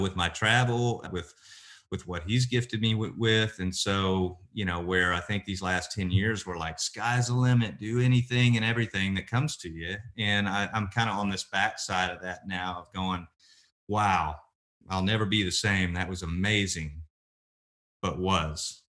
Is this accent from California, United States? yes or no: no; Oklahoma City, Oklahoma, United States; also born or lived in Lawton, Oklahoma; now in Nashville, United States; I grew up in Oklahoma, born and raised, and, uh, born in Lawton, Oklahoma, raised in Oklahoma City